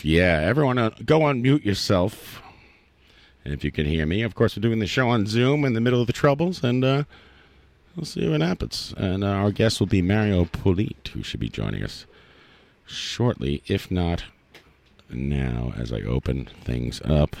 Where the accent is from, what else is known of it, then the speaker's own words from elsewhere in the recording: New York City, New York, United States; I'm from Queens